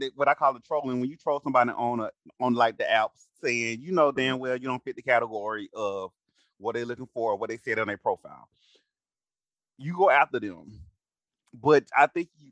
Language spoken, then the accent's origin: English; Alabama, United States; I'm from Alabama